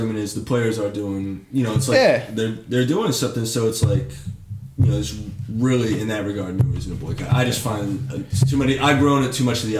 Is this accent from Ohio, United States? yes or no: yes; Cincinnati, Ohio, United States; I'm from Cincinnati.